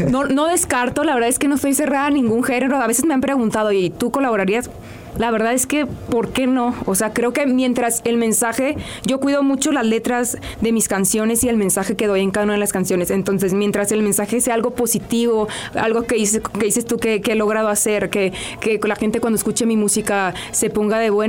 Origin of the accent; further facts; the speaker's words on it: Hermosillo, Sonora, Mexico; now in Mexico City, Mexico; yo cuando llegué, yo soy de Hermosillo, Sonora, y cuando llegué a Ciudad de México, la vida me fue metiendo como en rollos espirituales